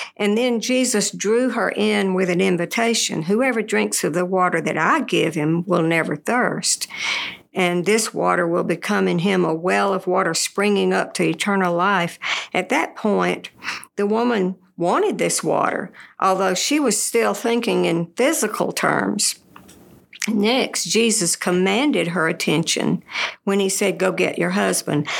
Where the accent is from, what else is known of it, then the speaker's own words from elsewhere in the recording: Birmingham, Alabama, United States; moved away as an adult; also born or lived in Texas / Tennessee; I grew up in Birmingham